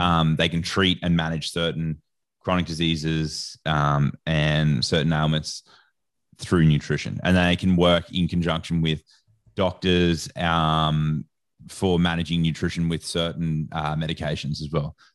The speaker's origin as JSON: {"language": "English", "country": "Australia", "said": "I don't know if you can tell from my accent or not, but I'm Australian."}